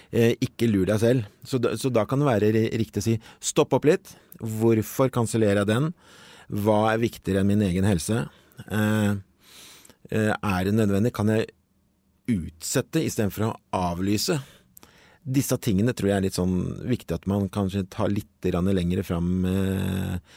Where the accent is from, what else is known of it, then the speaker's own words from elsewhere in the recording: Norway; vi egentlig som nordmenn